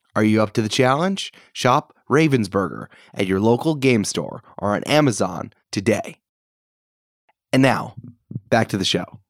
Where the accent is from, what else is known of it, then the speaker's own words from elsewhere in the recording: New York, United States; I'm back in New York.